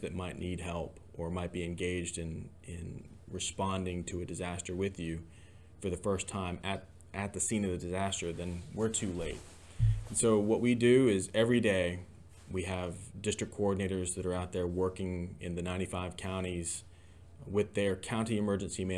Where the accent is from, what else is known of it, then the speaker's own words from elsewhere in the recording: Georgia, United States; moved away as an adult; also born or lived in Ohio; now in Tennessee, United States; Originally from Georgia, grew up there.